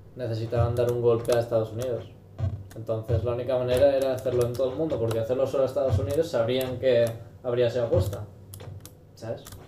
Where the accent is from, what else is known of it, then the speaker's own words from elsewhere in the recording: Spain; somos unos confiados los de España aquí plan, que ¿qué, Somos españoles